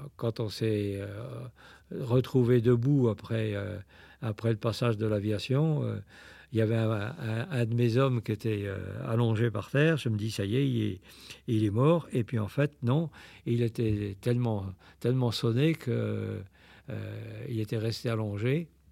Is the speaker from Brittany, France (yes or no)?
yes; Saint-Malo, Brittany, France; Je suis originaire de Saint-Malo